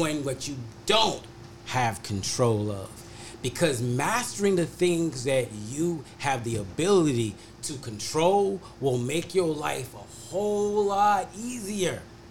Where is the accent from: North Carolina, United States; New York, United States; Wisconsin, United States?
North Carolina, United States; moved away as an adult; now in Ohio, United States; I grew up in North Carolina, graduated from college in North Carolina, and I came to Ohio, and I've been here, and I've been here ever since then.